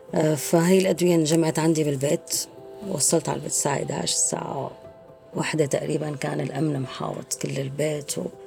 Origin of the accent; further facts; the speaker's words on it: Zabadani, Rif Dimashq, Syria; moved away as an adult; also born or lived in Damascus, Syria; now in France; من سوريا أنا من الزبداني لكن كنت عايشة بدمشق بحكم الدراسة والشغل